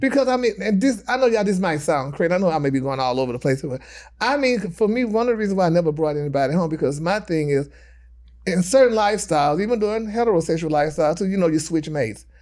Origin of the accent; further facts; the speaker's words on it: Texas, United States; moved away; my hometown 'cause I'm from Texas.